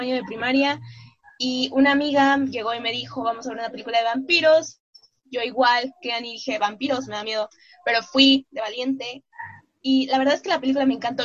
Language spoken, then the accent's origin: Spanish; Mexico; soy mexicana, tengo 22 años